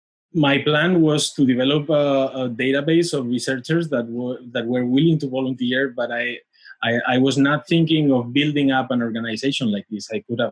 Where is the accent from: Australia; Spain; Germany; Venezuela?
Spain; moved away as an adult; also born or lived in Madrid; now in New York, United States; I am from Spain